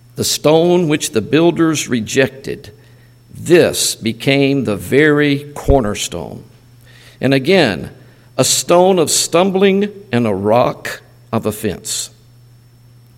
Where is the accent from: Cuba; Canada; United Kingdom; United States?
United States; Mississippi; we're from the States, and we're from Mississippi